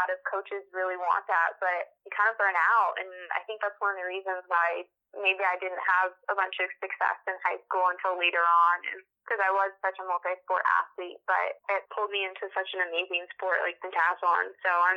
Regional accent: Littleton, Colorado, United States; I grew up in Colorado, in Littleton, Colorado

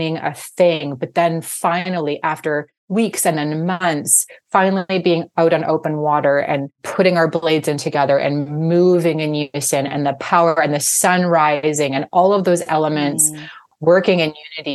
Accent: Vancouver, British Columbia, Canada; I'm from Vancouver, British Columbia

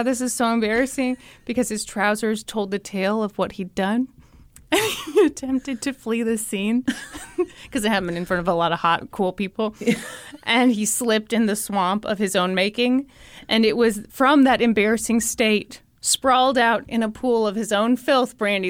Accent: Missouri, United States; I'm from Missouri

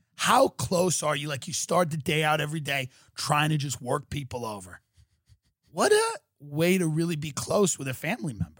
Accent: Long Island, New York, United States; moved away as an adult; now in California, United States; guys that I grew up with on Long Island

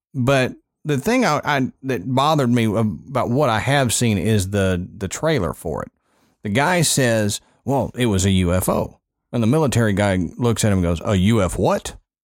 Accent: Texas, United States; growing up in Texas

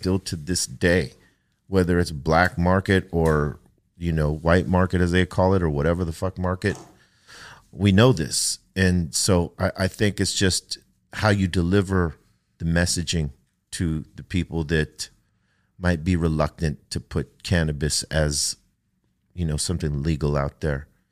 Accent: United States; Growing up on the East Side

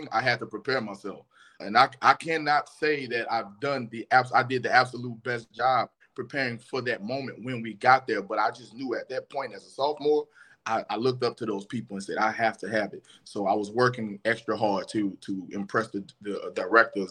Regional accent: New Orleans, Louisiana, United States; I grew up in New Orleans, I'm from New Orleans

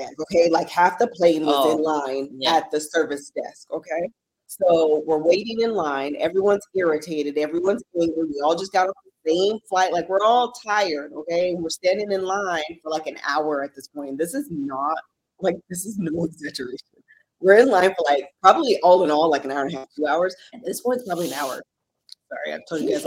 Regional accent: United States; I want to like own that as an American

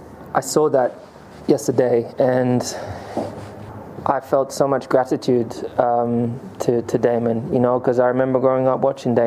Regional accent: United Kingdom; as a Brit

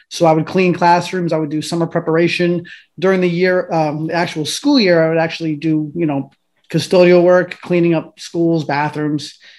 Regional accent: Oakland, New Jersey, United States; also born or lived in Paterson; originally i was from i was born in paterson so we bounced around a lot we moved around a lot as children unfortunately but ultimately we you know we managed to migrate to oakland new jersey which is in bergen county

